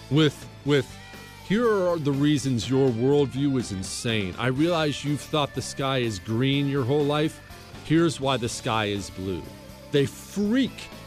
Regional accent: Ohio, United States; I'm, you know, I grew up in the Rust Belt, Ohio. Blue collar Rust Belt Democrats are my people.

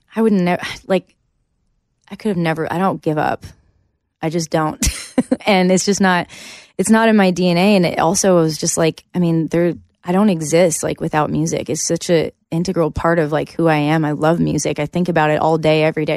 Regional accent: Canada; moved away as an adult; now in Nashville, United States; coming here as a Canadian and kind of, like, starting all over again

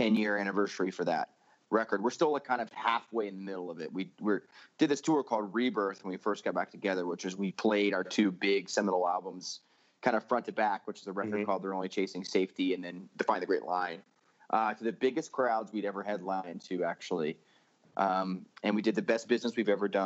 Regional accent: Florida, United States; moved away as an adult; now in Salt Lake City, United States; I grew up in Florida in a Christian home

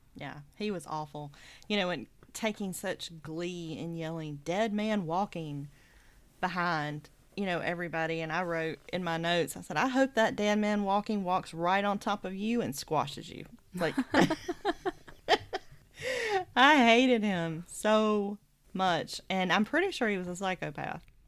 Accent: the South, United States; it was true of my experience growing up in the South

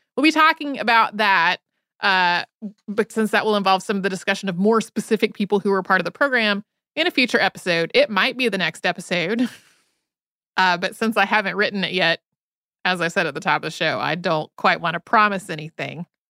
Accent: Winston-Salem, North Carolina, United States; moved away; also born or lived in Asheville, North Carolina; I grew up outside of Winston-Salem, North Carolina

